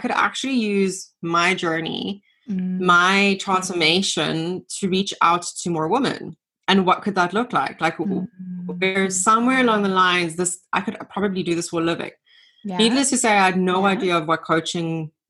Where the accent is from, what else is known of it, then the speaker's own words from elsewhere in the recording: Namibia; moved away as an adult; now in South Africa; I grew up in Namibia, so left Namibia, came to South Africa